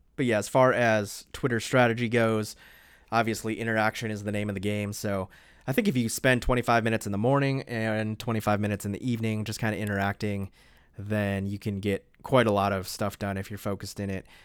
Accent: East Coast, United States; moved away as an adult; also born or lived in the South; now in Honolulu, United States; I grew up on the East Coast

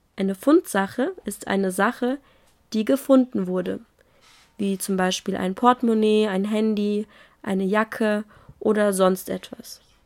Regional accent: Germany; ich bin Deutsche

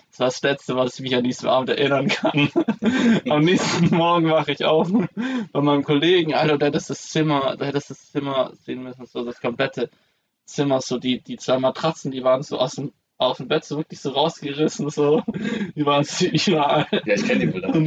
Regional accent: Esslingen, Baden-Württemberg, Germany; die haben den letzten Zug genommen zurück ähm, nach, nach Esslingen zu meiner Heimat.

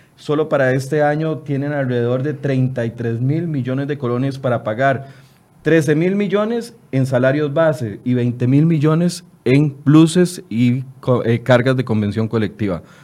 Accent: Costa Rica; como costarricenses

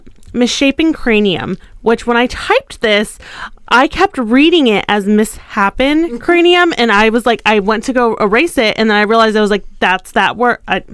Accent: Ohio, United States; because I was born in Ohio.

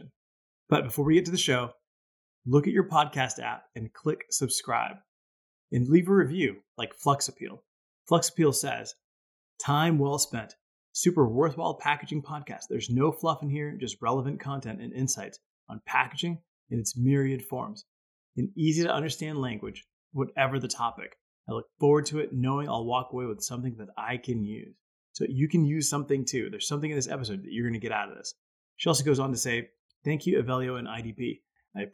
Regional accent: Hawaii, United States; moved away; I grew up in Hawaii for a good part of my youth.

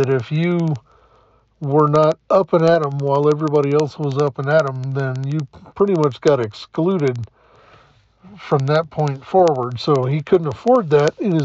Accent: the South, United States; Growing up in the South

